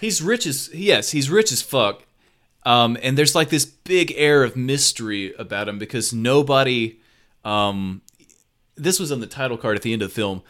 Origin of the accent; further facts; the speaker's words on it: the South, United States; accent: southern; my southern accent